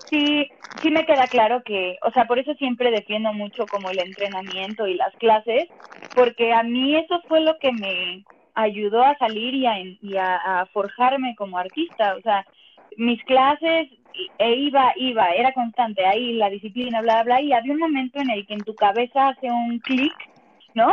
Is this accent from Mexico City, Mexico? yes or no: yes; Mexico City, Mexico; Soy chilanga, siempre he vivido acá, nunca me he ido a vivir a otro lado, siempre está en la Ciudad de México